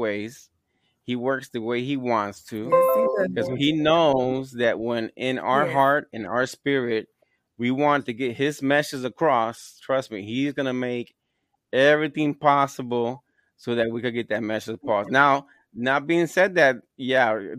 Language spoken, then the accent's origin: English; Gary, Indiana, United States; also born or lived in Puerto Rico; I was born in Gary, Indiana